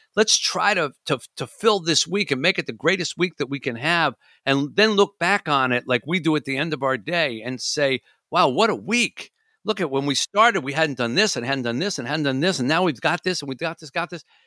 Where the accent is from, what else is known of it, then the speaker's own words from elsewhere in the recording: Michigan, United States; I'm from Michigan